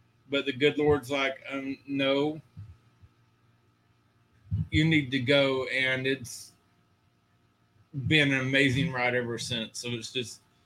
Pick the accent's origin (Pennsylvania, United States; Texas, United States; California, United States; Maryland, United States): Texas, United States; also born or lived in Georgia / Seguin, Texas; Born and raised in Texas my whole life. I've lived in every area of Texas except West Texas